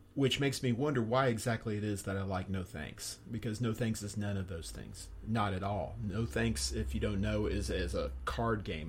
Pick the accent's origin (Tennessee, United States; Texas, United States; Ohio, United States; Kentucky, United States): Texas, United States; moved away; my home state of Texas